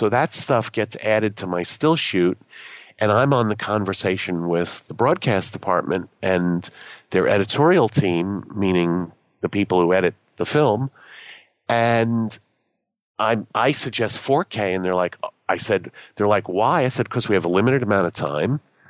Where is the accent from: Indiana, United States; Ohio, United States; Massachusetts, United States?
Massachusetts, United States; Boston; I came from Boston as a photojournalist.